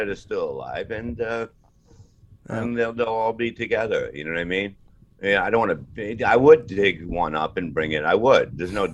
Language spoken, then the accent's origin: English; New York City, New York, United States; I grew up in Brooklyn, Staten Island